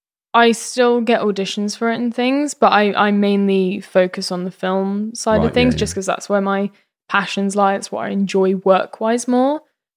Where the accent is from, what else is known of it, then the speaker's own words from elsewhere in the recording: East of England, United Kingdom; now in Brighton, United Kingdom; Yeah, from East Midlands.